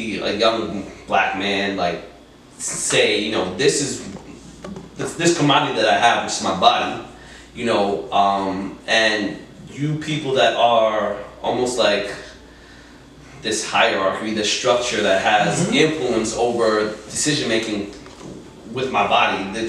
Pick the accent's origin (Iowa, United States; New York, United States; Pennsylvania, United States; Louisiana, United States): New York, United States; New York City; I'm a city kid, man. I grew up in East Harlem